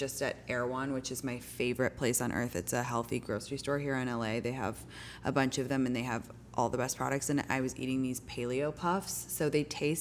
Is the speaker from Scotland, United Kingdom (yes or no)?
no; London, United Kingdom; also born or lived in New York; now in California, United States; I'm from England originally. I grew up in London